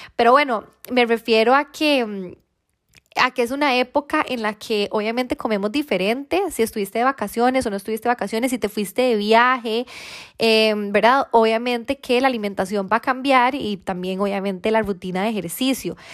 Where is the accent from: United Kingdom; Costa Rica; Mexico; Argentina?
Costa Rica; soy de Costa Rica